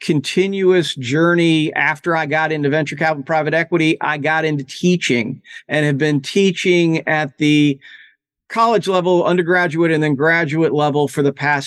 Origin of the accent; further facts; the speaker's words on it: New Orleans, Louisiana, United States; moved away as an adult; I'm originally from New Orleans, Louisiana